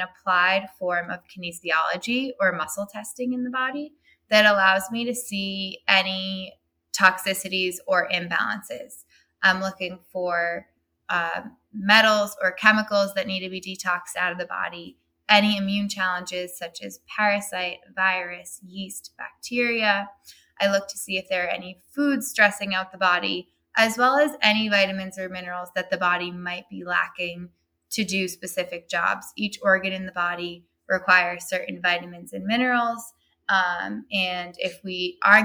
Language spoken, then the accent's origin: English; Burlington, Massachusetts, United States; I started my own practice in my hometown of Burlington, Massachusetts